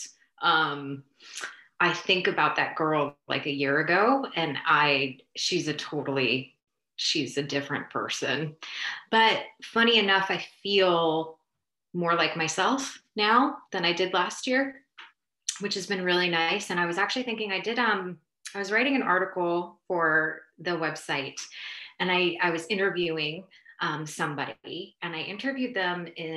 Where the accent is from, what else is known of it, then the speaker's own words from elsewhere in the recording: New Jersey, United States; moved away as an adult; also born or lived in Austin / Houston / Oaxaca; I moved back home. I'm from New Jersey, moved back here